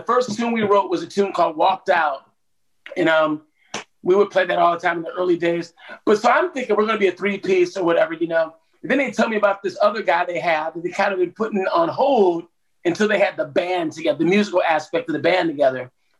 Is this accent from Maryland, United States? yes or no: no; Cleveland, Ohio, United States; moved away; Oh, dude, I moved to Atlanta in 1989 from Cleveland, Ohio. So, you know, I'm a Midwestern boy, you know